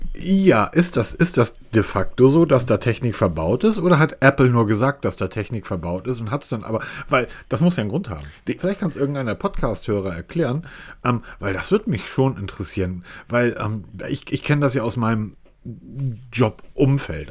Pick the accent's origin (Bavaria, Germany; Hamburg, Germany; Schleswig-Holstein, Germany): Hamburg, Germany; ich bin Hamburger